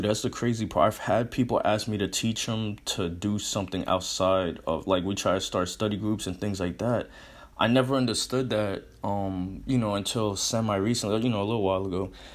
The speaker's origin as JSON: {"language": "English", "region": "Connecticut", "country": "United States", "also_born_or_lived": "Arizona", "moved": "as an adult", "said": "I'm in Connecticut now. I'm from Connecticut."}